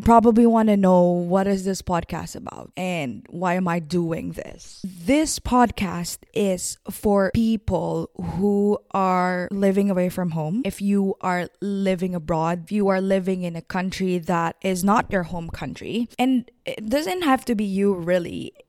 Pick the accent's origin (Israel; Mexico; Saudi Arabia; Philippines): Philippines; moved away as an adult; now in Vancouver, Canada; I have moved to Vancouver, Canada in twenty nineteen. I am from the Philippines. I am a Filipina